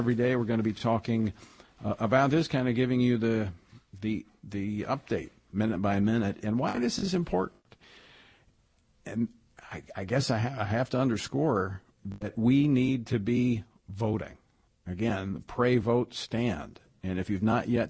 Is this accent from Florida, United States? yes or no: no; Louisiana, United States; my home state of Louisiana